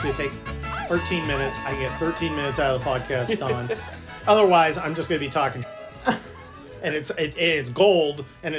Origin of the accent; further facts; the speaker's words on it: San Mateo, California, United States; I grew up in San Mateo, which is right next to San Francisco.